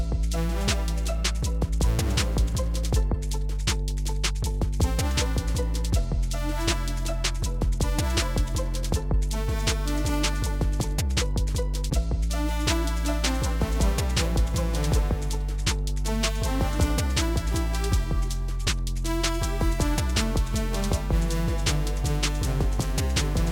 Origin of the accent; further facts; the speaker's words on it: Philippines; for me as a Filipino